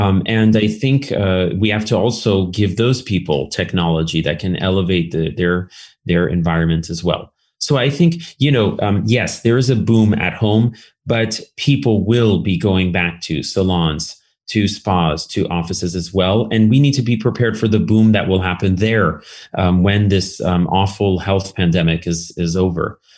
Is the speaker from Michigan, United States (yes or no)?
no; Berkeley, California, United States; I grew up in California, um, in, in Berkeley specifically